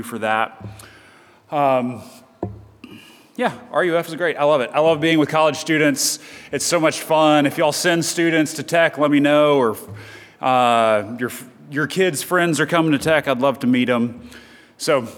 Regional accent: Chattanooga, Tennessee, United States; moved away; I'm originally from Chattanooga, Tennessee

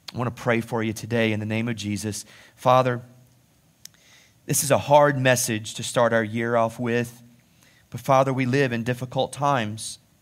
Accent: United States; being an American

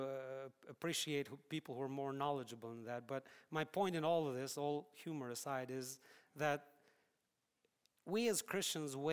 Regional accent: Albania; moved away; I'm from Albania.

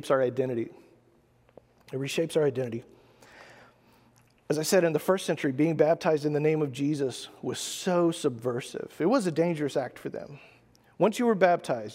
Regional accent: United States; as an American

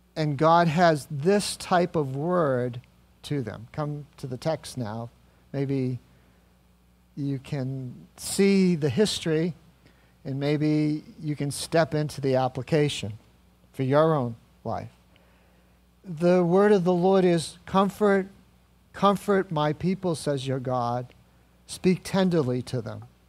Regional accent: New England, United States; I grew up in New England and I know New Englanders pretty well.

